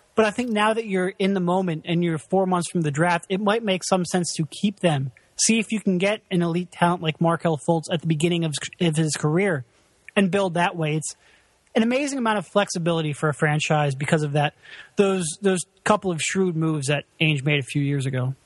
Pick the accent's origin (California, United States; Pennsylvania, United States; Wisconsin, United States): Pennsylvania, United States; Philadelphia; I'm from Philadelphia